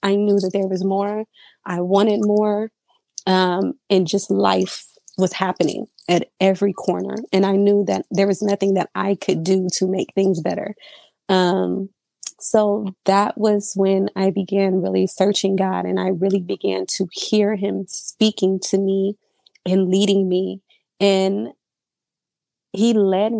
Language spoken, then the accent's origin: English; Surprise, Arizona, United States; I am from Surprise, Arizona. I've lived out here my entire life.